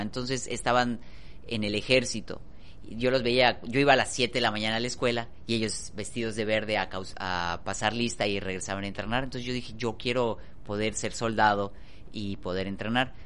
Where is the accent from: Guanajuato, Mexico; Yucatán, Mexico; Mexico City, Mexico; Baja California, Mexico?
Yucatán, Mexico; somos yucatecos